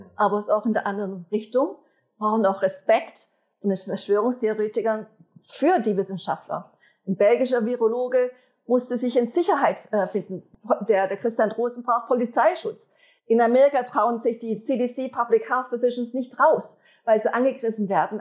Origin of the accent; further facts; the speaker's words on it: Switzerland; wir als Schweizer